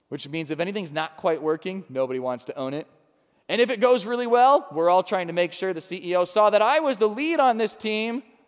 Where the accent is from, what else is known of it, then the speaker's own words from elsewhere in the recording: Chicago, Illinois, United States; now in Cincinnati, United States; when I was growing up in Chicago